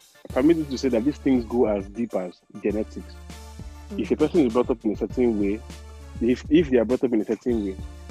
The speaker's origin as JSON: {"language": "English", "town": "Enugu", "region": "Enugu State", "country": "Nigeria", "said": "I'm a final MH student from Enugu, Nigeria."}